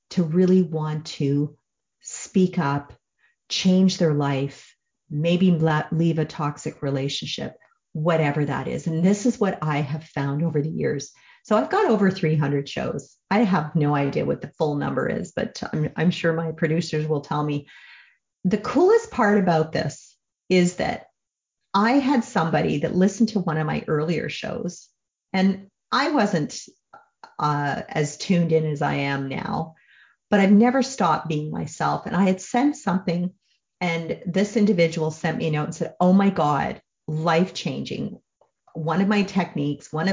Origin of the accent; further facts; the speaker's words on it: Canada; I'm a Canadian